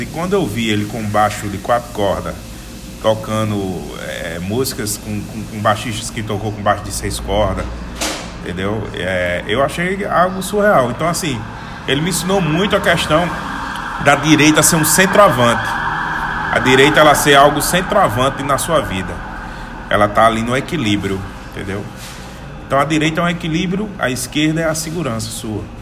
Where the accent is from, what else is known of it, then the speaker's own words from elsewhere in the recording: Rio Grande do Norte, Brazil; no Rio Grande do Norte, meu estado.